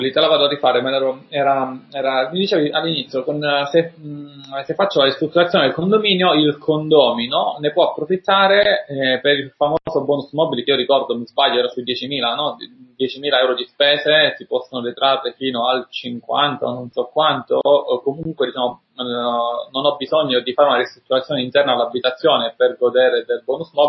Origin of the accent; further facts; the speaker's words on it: Calabria, Italy; accent: Calabrian; sono calabrese, si sente il mio accento diciamo simile a quello di Alberto.